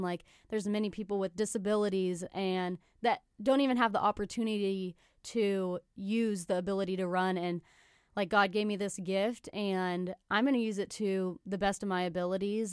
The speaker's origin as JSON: {"language": "English", "town": "Salina", "region": "Kansas", "country": "United States", "also_born_or_lived": "Gypsum, Kansas", "lives_now": "Kansas City, United States", "said": "I'm from Salina, Kansas."}